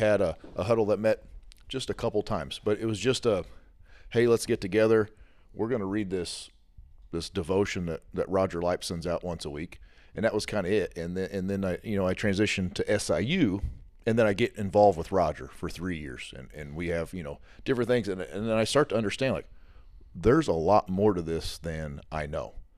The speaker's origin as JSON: {"language": "English", "region": "Southern Illinois", "country": "United States", "tie": "born or raised there", "said": "I grew up in Southern Illinois my whole life"}